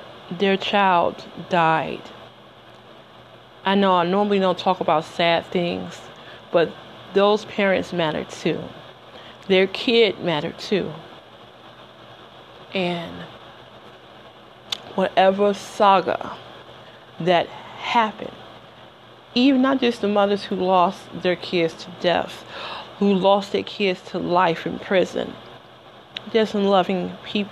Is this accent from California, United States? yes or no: no; Detroit, Michigan, United States; moved away as an adult; I lived in Detroit for the first 20 years of my life. 2 weeks after my 20th birthday, I moved